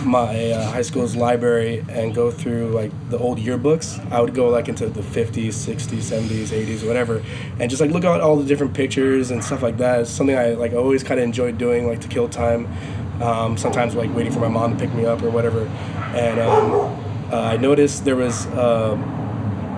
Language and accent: English; Los Angeles, California, United States; I'm from Los Angeles